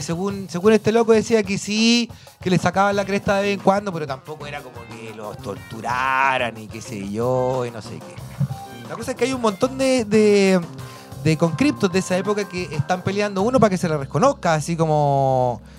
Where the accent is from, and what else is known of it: Chile